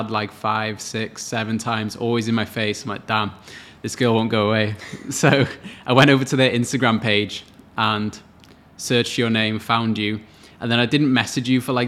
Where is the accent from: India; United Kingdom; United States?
United Kingdom; Wales; moved away as an adult; now in Australia; I'm from Wales in the UK, about 16,000 kilometers away from here